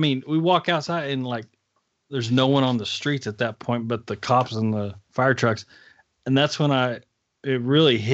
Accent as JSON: {"language": "English", "town": "Dallas", "region": "Texas", "country": "United States"}